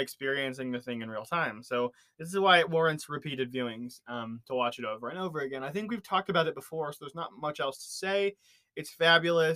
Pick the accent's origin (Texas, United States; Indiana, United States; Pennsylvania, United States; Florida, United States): Indiana, United States; we had one, Hoosier Boys State, and I was a delegate